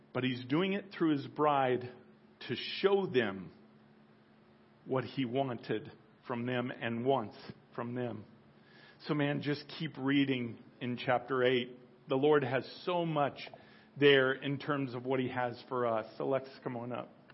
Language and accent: English; United States; I'll certainly speak as an American.